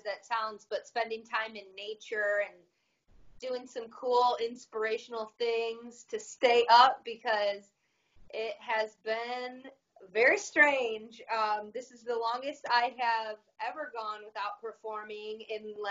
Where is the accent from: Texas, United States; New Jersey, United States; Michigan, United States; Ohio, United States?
Michigan, United States; Detroit; I'm born and raised in Michigan my whole life